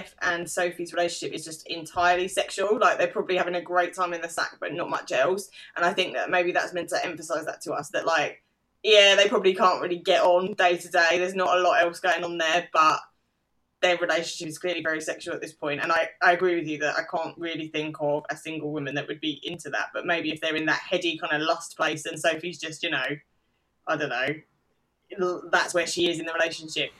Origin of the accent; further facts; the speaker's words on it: London, United Kingdom; as a Londoner